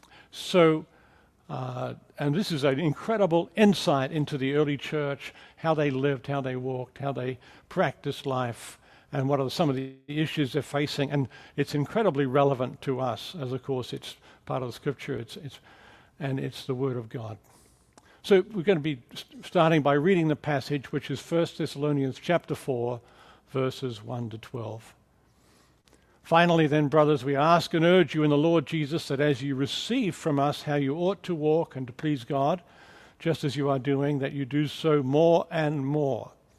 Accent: Australia; accent: mixed; also born or lived in England; now in United States; if you're wondering about the accent, it's kind of a mixed bag of accents. I'm from Australia. I spent many years in England working as a missionary, and now I've lived for many years also in America

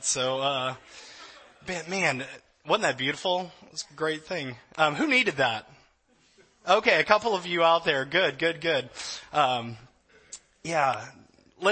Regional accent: Louisiana, United States; now in California, United States; I'm from Louisiana.

